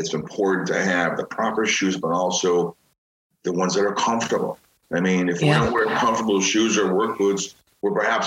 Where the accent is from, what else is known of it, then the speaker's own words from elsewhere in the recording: Chicago, Illinois, United States; I'm from Chicago